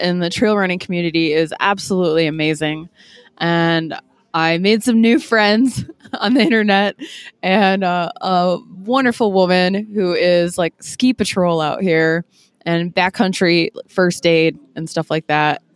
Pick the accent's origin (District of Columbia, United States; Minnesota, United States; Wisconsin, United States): Wisconsin, United States; Green Bay; moved away as an adult; now in Ohio, United States; born and raised in Green Bay